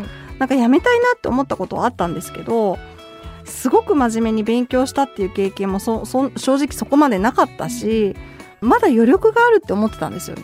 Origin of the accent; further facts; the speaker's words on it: Kyoto, Japan; 私も京都出身なんで